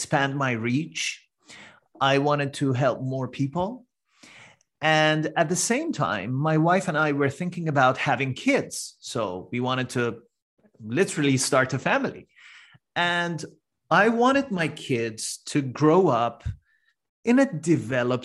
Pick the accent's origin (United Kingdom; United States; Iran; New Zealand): Iran; English is a second language; moved away as an adult; now in Canada; I'm originally from Iran